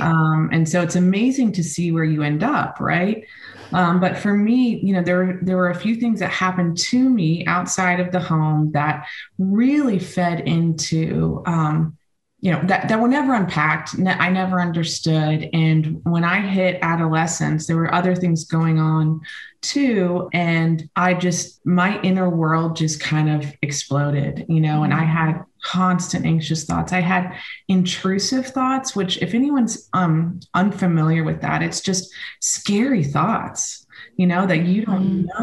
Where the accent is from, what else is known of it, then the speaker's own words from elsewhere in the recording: United States; also born or lived in Spain; I spent most of my time growing up in the United States